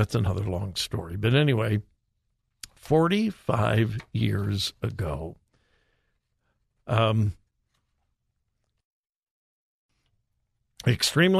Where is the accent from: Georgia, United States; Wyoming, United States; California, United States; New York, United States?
California, United States; moved away as an adult; now in Ohio, United States; I'm a California kid. Joy and I moved here in March of 76. So, had not been here long in Ohio